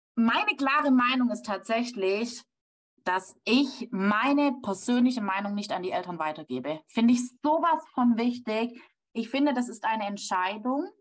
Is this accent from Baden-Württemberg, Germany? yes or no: yes; Baden-Württemberg, Germany; bei uns in Baden-Württemberg